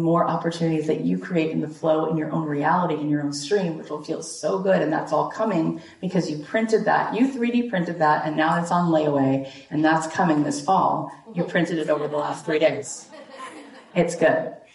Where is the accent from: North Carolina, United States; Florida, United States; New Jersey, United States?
Florida, United States; Boca Raton; moved away as an adult; also born or lived in Jerusalem, Israel / Los Angeles, California; now in Boca Raton, United States; I grew up right here in Boca Raton, Florida